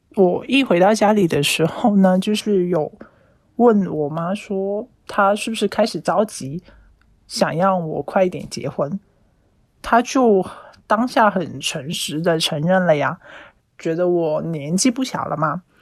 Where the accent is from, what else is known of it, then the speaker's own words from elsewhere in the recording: Yangjiang, Guangdong, China; now in Guangzhou, China; 我的家乡是在阳江的